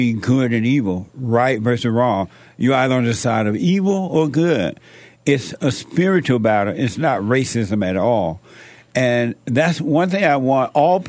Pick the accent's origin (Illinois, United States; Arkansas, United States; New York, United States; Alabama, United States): Alabama, United States; moved away; I grew up in Alabama under the so-called Jim Crow laws